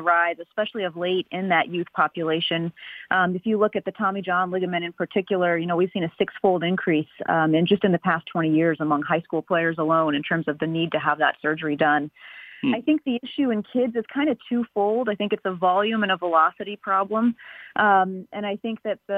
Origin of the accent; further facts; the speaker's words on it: Carbondale, Illinois, United States; moved away as an adult; also born or lived in Atlanta / Chicago; now in New York, United States; I grew up in Southern Illinois in a small town right near the border of Kentucky called Carbondale